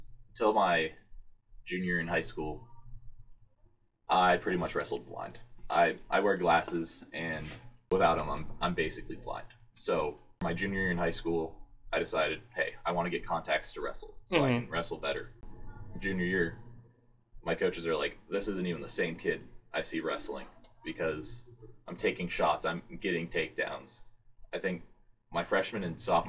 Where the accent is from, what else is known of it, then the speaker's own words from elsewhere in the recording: Marysville, Ohio, United States; I'm a sophomore from Marysville, Ohio, PTBM.